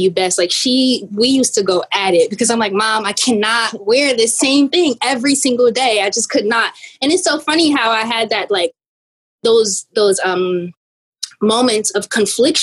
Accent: East Orange, New Jersey, United States; I'm from East Orange, New Jersey

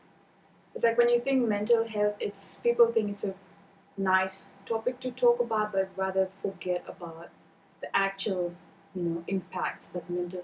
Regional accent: Mauritius; moved away as an adult; now in Auckland, New Zealand; I'm from Mauritius originally, so I came here in 2019

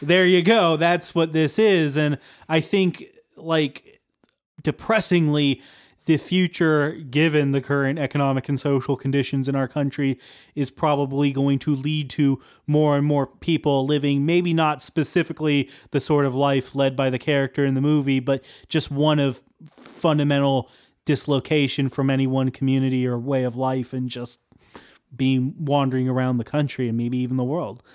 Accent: Appalachia, United States; we're, we're from Appalachia

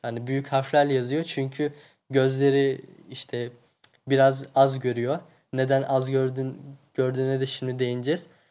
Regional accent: Tunceli Province, Turkey; Tunceliliyim ben.

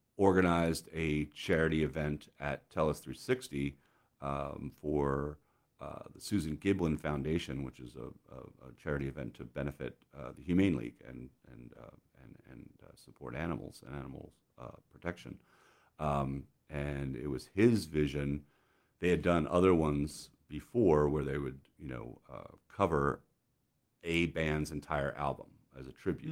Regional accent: United States; a 17 year old American kid

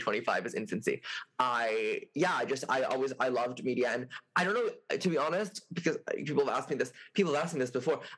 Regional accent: Montreal, Quebec, Canada; also born or lived in New York; I'm from Quebec, I'm from Montreal, so we have CJEP here

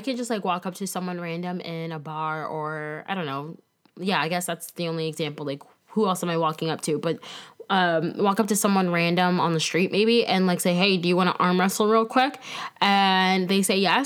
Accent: Tampa, Florida, United States; moved away as an adult; also born or lived in Lansing, Michigan / Greensboro, North Carolina / Winston-Salem, North Carolina; Current day, I live in sunny Tampa, Florida. Yet again, that is where I grew up

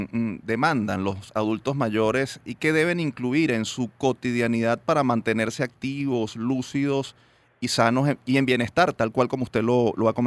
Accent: Venezuela; nosotros nos sentimos muy orgullosos como venezolanos y como universitarios

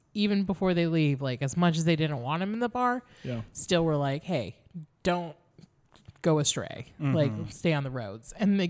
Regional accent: Columbus, Ohio, United States; where are you from? It's like, Columbus.

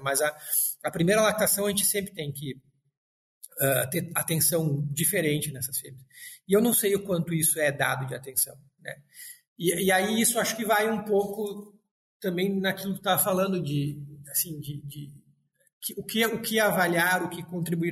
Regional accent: Frederico Westphalen, Rio Grande do Sul, Brazil; moved away as an adult; vinha do interior e pensava em voltar para o interior, trabalhar com coisas próximas. E a, a minha cidade, eu sou de Frederico Westphalen

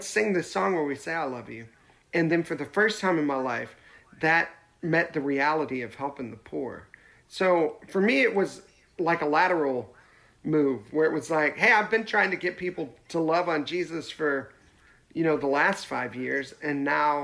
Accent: Nashville, Tennessee, United States; I grew up in Nashville

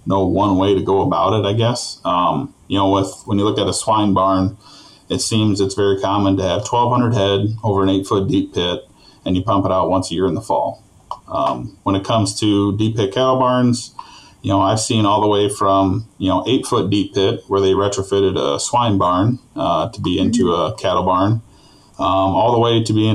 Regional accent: Rushmore, Minnesota, United States; I was born and raised in Rushmore, Minnesota

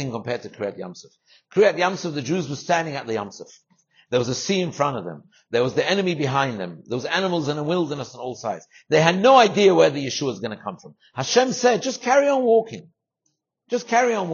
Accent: London, United Kingdom; moved away; my house in England, where I grew up in London.

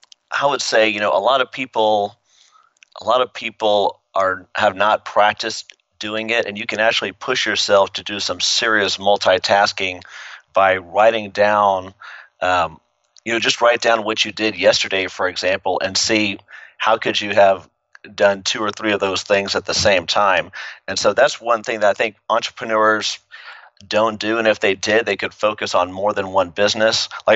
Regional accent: Midland, Texas, United States; also born or lived in Brooklyn / San Antonio / Lubbock / El Paso; But we moved to Texas, I think I was 5 years old, and I grew up in Midland, Texas, small little town. Bounced around for different schools, San Antonio, Lubbock, El Paso.

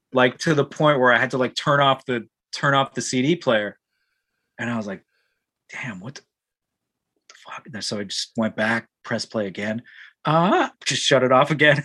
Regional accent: Ajax, Ontario, Canada; growing up in Ajax in the metal scene

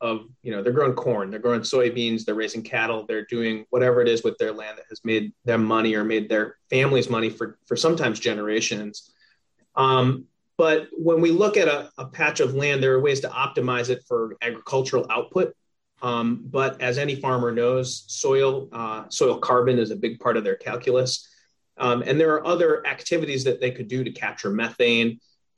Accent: Minnesota, United States; I grew up in Minnesota

